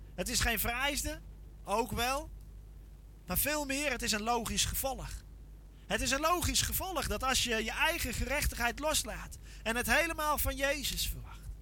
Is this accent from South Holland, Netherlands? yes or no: no; Veluwe, Gelderland, Netherlands; Ik kom van de Veluwe